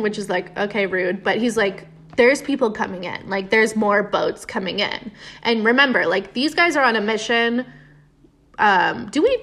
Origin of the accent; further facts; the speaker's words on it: United States; we're American